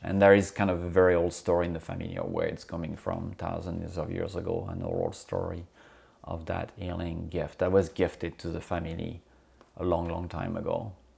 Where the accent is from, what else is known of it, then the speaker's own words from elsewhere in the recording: France; moved away as an adult; also born or lived in Corsica / United Kingdom; now in United States; I grew up on mainland, uh, in France